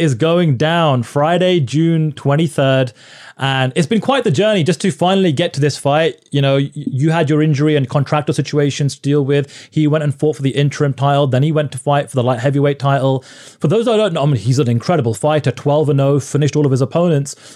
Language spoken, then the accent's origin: English; United Kingdom; the first, second, or third generation Indian from the UK, like I am